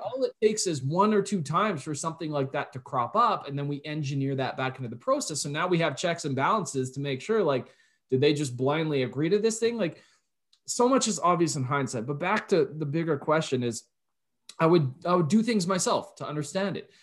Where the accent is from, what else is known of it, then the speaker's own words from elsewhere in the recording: Canada; I'm Canadian